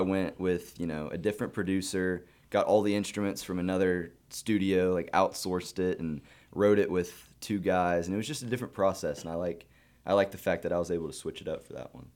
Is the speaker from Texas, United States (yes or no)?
yes; Montgomery, Texas, United States; I grew up in the Montgomery I S D system